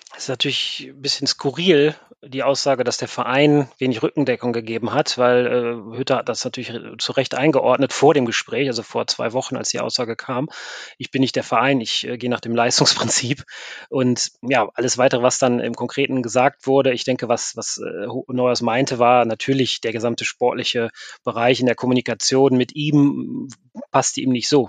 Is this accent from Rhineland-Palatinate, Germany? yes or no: no; Mönchengladbach, North Rhine-Westphalia, Germany; moved away as an adult; also born or lived in Scotland; now in Cambridge, United Kingdom; ich bin groß geworden in Mönchengladbach